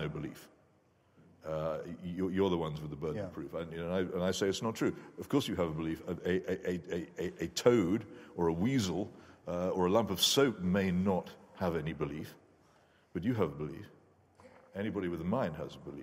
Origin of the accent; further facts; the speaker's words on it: United Kingdom; I'm British